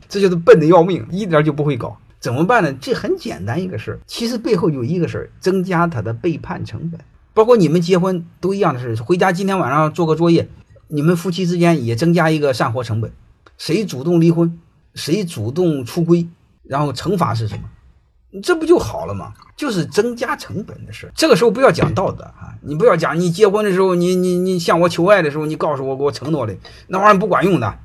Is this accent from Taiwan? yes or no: no; China; 我们中国人